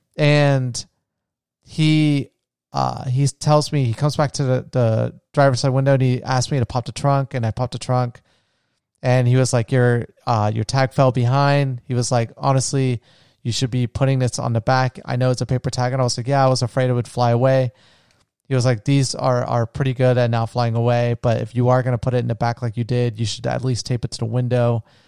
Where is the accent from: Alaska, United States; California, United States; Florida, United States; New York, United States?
Florida, United States; near Edgewater; moved away as an adult; also born or lived in Orlando, Florida; there was, like, a, a city close to where I grew up in. It was called Edgewater